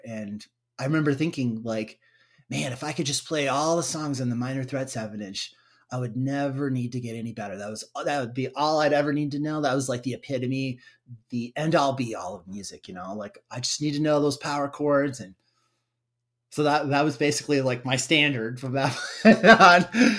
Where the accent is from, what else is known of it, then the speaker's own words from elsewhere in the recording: United States; my hometown, Waukee